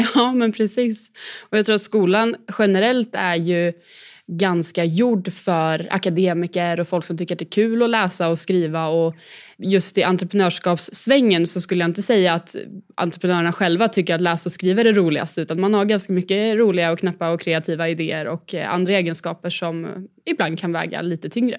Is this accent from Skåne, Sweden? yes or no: no; Katrineholm, Södermanland, Sweden; Jag är född och uppvuxen i eh, Katrineholm